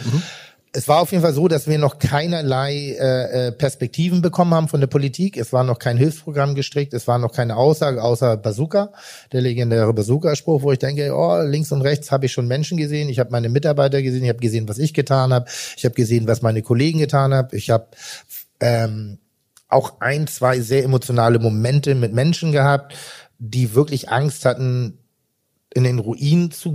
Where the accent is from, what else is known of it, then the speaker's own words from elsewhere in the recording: Pinneberg, Schleswig-Holstein, Germany; Ich komme vom Land und, und äh, ich bin im Land groß geworden